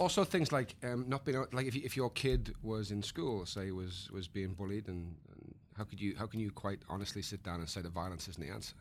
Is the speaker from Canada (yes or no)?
no; United Kingdom; the British man